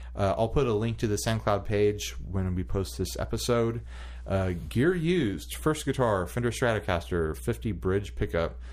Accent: United States; an American male

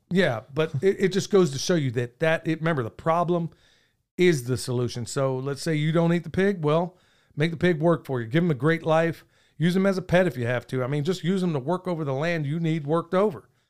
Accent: Oklahoma, United States; moved away; I grew up in Oklahoma

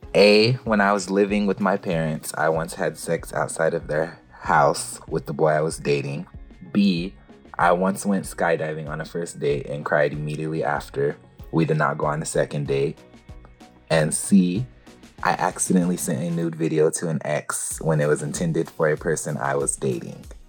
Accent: Santa Maria, California, United States; now in Los Angeles, United States; I'm originally from Santa Maria, California but I now live in Los Angeles

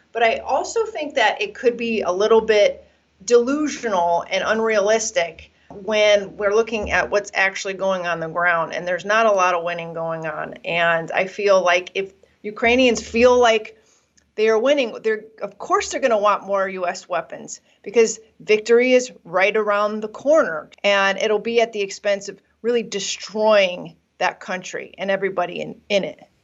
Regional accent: United States; as an American

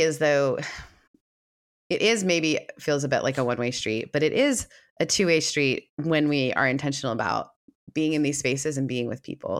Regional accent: Canada; moved away; also born or lived in the American South; I grew up in a very progressive setting because I am Canadian

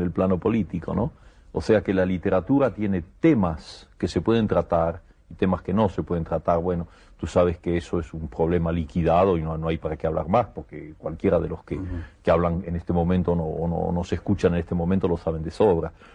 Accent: Argentina; moved away as an adult; also born or lived in Buenos Aires; now in Paris, France; yo estoy muy contento de ser argentino

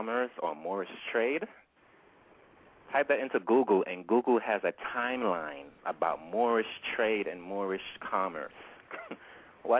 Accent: Jamaica; I was born in the Caribbean, in Jamaica

